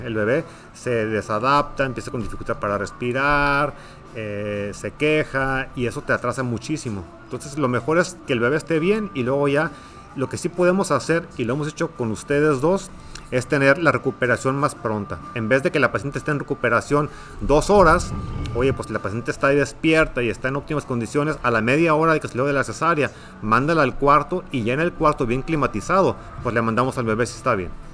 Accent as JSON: {"language": "Spanish", "town": "Ensenada", "region": "Baja California", "country": "Mexico", "tie": "born or raised there", "also_born_or_lived": "Tijuana", "moved": "as an adult", "lives_now": "Hermosillo, Mexico", "said": "Yo soy originario de Ensenada, de Ensenada, Baja California"}